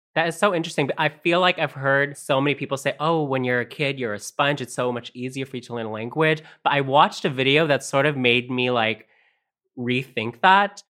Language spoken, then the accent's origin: English; Canada; first language Tagalog; also born or lived in Philippines; I moved to Canada with my parents when I was five years old